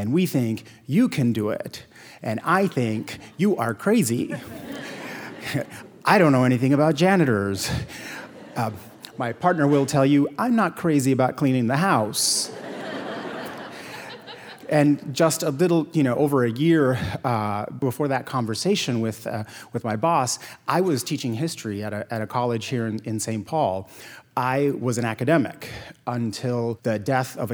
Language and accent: English; Puerto Rico; moved away as an adult; also born or lived in Yale (New Haven, Connecticut); now in United States; growing up in Puerto Rico, my parents were strict.